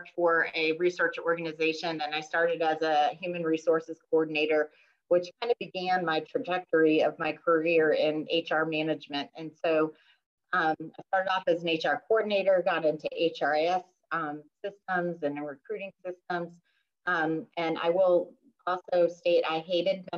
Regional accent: New England, United States; now in Midlothian, United States; I did grow up in New England

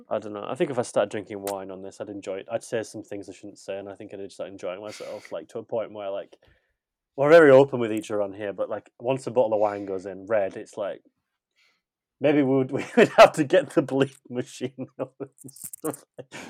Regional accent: England, United Kingdom; I'm just English

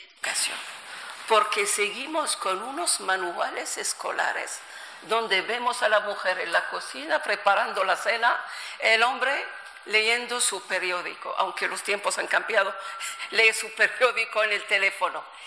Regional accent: Morocco; also born or lived in France / Madrid; crecí en, en Marruecos desde, siempre

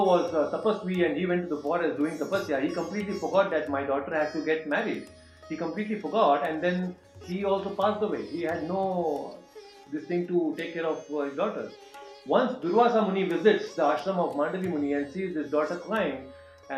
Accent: Hubli, Karnataka, India; now in Bangalore, India; I am in my hometown Hubli. I have come here to meet my parents and family members.

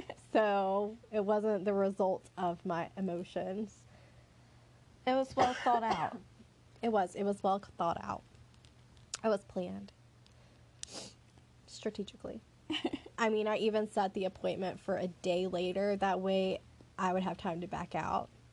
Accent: the South, Southern United States, United States; accent: southern; country accent; that's the southern in us

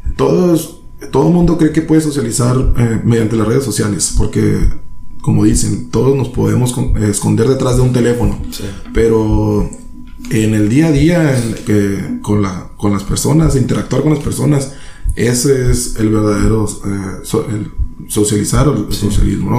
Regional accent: San Luis Río Colorado, Sonora, Mexico; also born or lived in Tijuana; soy de aquí de San Luis, Colorado. Soy de aquí de San Luis, Colorado, gracias a Dios. Me tocó nacer en otra parte

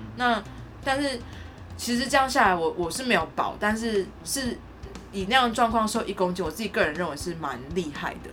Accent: Tainan, Taiwan; now in Taipei, Taiwan; 我是台南人

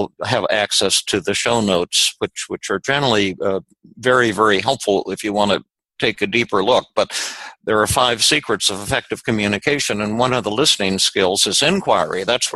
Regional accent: Denver, Colorado, United States; when I was little, yeah, I was raised in Denver

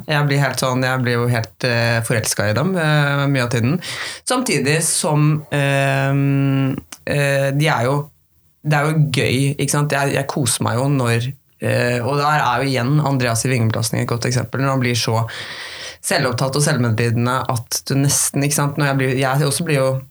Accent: Norway; hjembygda mi i Flatholm

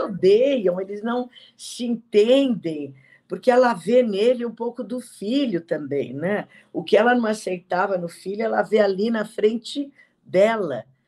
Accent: São Paulo, Brazil; also born or lived in Perdizes, São Paulo; eu nasci em Perdizes e depois fui para Barra Funda

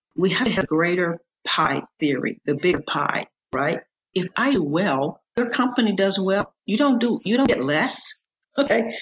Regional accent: United States; as an American

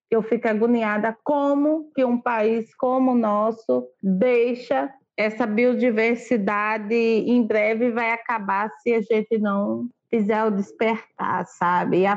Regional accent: Northeast Region, Brazil; como cozinheira, como nordestina, de aprender, sempre aprender, sempre aproveitar até o talo

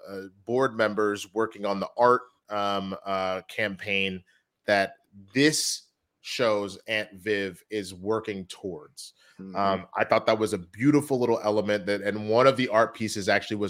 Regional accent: Texas, United States; I'm also from Texas.

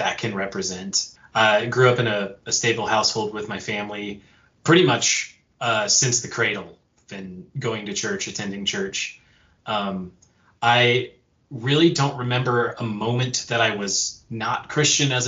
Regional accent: western United States, United States; now in Montana, United States; I hail from the western side of the United States. I'm here in Montana

